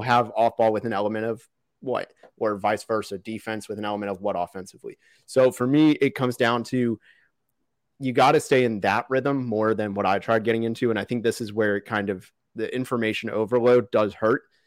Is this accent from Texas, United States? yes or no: yes; Dallas, Texas, United States; also born or lived in Orlando, Florida; when I moved from Orlando as a little kid to Dallas